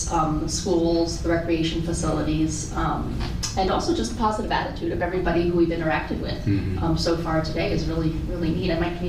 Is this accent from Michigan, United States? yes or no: no; Pennsylvania, United States; now in South Shore, Massachusetts, United States; I'm originally from Pennsylvania, lived on the South Shore of Massachusetts for the past 14 years.